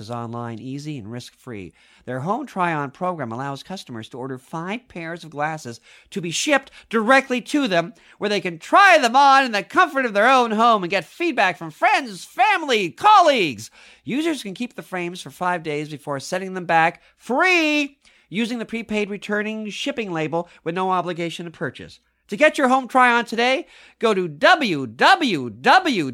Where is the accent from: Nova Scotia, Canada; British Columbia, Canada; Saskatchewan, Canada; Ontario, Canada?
Ontario, Canada; Mississauga; I grew up in Mississauga, the other end of Toronto.